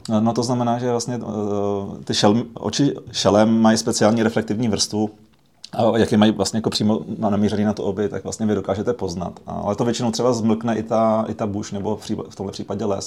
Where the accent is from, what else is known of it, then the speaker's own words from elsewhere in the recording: Prague, Czechia; My jsme vyrůstali v Praze